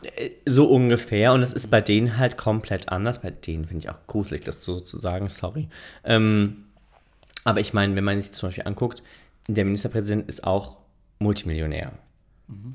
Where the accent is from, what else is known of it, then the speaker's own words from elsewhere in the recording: Germany; ich als Deutscher